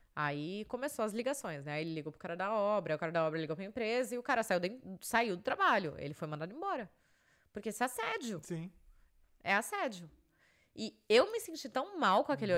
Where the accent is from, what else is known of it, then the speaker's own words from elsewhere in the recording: Brazil; moved away; sou do Brasil.